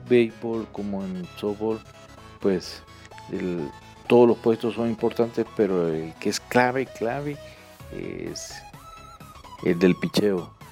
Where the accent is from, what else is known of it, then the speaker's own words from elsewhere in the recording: El Salvador; moved away as an adult; now in Colombia; soy salvadoreño, tengo 54 años